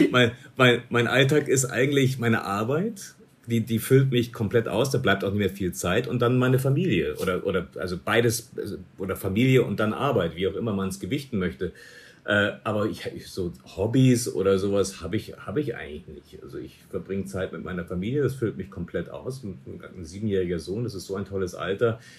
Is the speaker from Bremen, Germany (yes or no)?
no; Munich, Bavaria, Germany; moved away as an adult; ich komme aus München